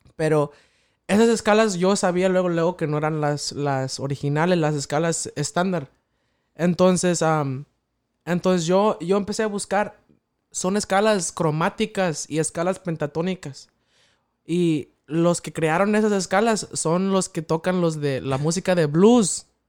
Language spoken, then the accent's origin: Spanish; Mexico; en el pueblo, allá de donde soy yo, ya de, San Antonio, Pachuquilla